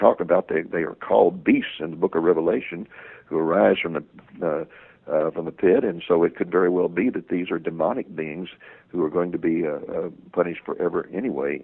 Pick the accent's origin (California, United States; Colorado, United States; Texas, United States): Texas, United States; I'm from Texas